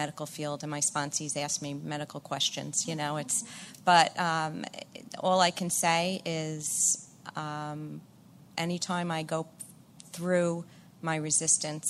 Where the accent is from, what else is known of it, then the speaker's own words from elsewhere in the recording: Long Island, New York, United States; I'm from Long Island